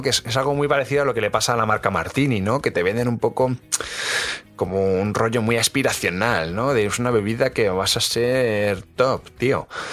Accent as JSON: {"language": "Spanish", "town": "Madrid", "region": "Community of Madrid", "country": "Spain", "said": "a mí como madrileño"}